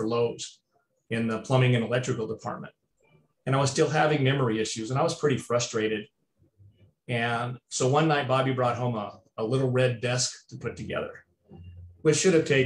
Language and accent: English; California, United States; moved away; also born or lived in Arizona; I was born in California